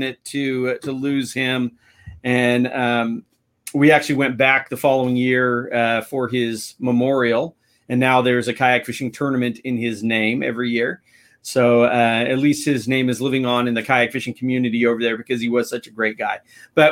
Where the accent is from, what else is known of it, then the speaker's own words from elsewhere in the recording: United States; us from the U.S.